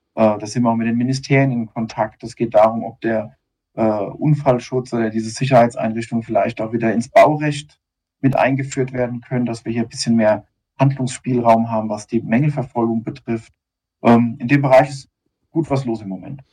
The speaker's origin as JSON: {"language": "German", "area": "near Darmstadt", "region": "Hesse", "country": "Germany", "also_born_or_lived": "Otzberg", "said": "ein hessischer Bub, ganz genau. und bin aus der Nähe ja, von Darmstadt"}